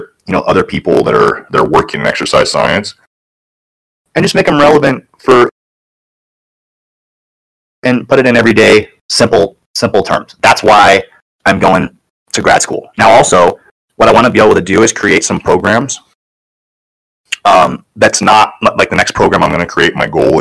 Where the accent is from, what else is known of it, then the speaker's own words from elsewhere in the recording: Tangent, Oregon, United States; Tangent, Oregon.